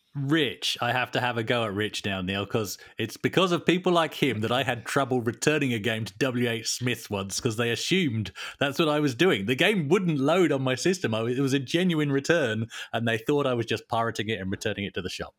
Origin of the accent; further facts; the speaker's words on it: Tunbridge Wells, South East England, United Kingdom; my hometown, Tunbridge Wells